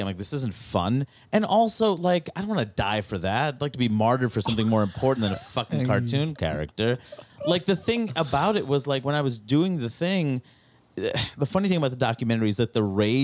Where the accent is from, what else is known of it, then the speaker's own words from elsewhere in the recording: New York City, New York, United States; growing up in Queens, you know, where I see this community that's so diverse growing up in Jackson Heights